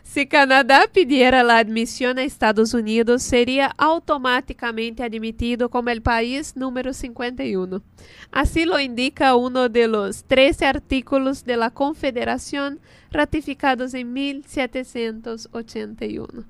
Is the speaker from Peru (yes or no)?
no; Brazil; Spanish is a second language; moved away